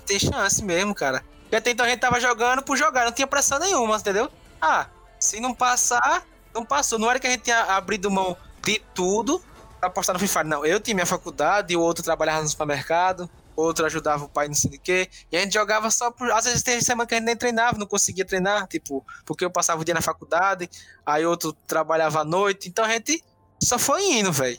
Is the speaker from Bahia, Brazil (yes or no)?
yes; Paripiranga, Bahia, Brazil; moved away as an adult; Eu sou do interior da Bahia, sou de Paripiranga